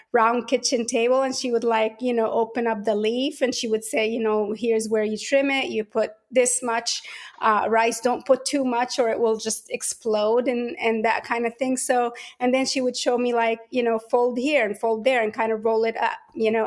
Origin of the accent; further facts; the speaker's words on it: Port Said, Port Said Governorate, Egypt; now in Atlanta, United States; I was born and raised in Port Said, Egypt